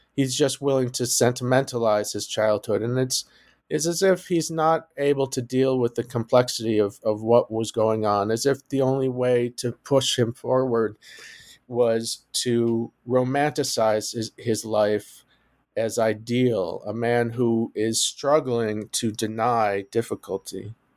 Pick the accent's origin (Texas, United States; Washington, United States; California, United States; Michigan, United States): Michigan, United States; Detroit; also born or lived in New Haven, Connecticut / Evanston, Illinois; now in Cambridge, United States; I grew up in Detroit